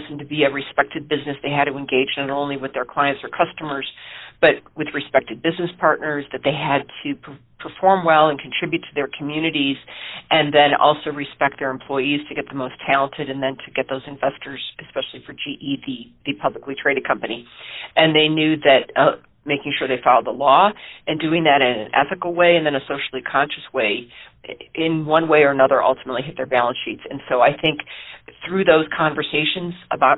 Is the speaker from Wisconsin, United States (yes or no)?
no; Ohio, United States; moved away as an adult; also born or lived in Allegheny County, Pennsylvania; growing up in Ohio